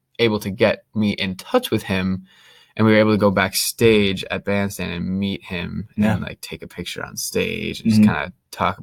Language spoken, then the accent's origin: English; United States; I'm from America